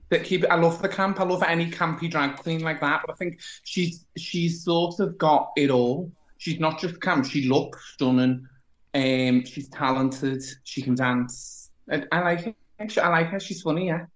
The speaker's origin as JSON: {"language": "English", "region": "the north of England", "country": "United Kingdom", "said": "as a Northerner"}